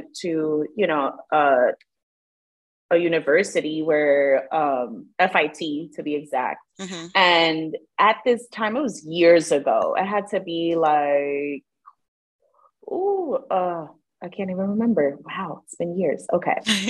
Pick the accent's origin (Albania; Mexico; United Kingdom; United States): United States; New York City, New York; I'm from the Bronx.